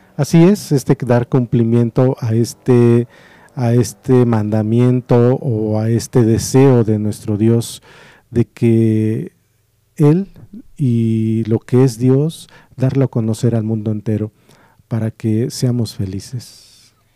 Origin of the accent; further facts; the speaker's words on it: Morelos, Mexico; moved away; yo entonces vivía en el estado de Morelos. Y ahí en mi pueblo